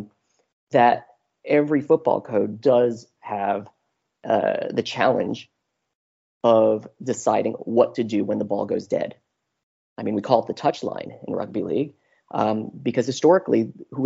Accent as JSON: {"language": "English", "country": "United States", "moved": "as an adult", "lives_now": "Melbourne, Australia", "said": "being American, and secondly, living in Melbourne. So I've been here in Australia for 5 years"}